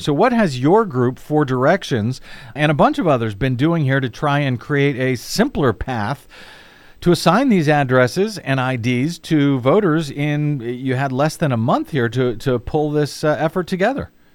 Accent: St. Louis, Missouri, United States; moved away; my old home, uh, town of Saint Louis, Saint Louis County, Missouri

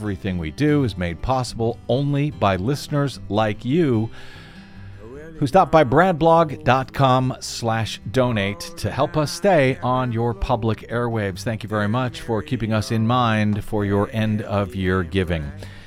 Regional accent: St. Louis, Missouri, United States; I grew up in St. Louis, Missouri

